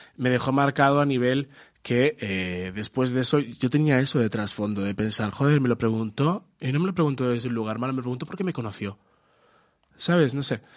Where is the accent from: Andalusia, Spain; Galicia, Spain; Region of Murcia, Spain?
Galicia, Spain; soy gallego aquí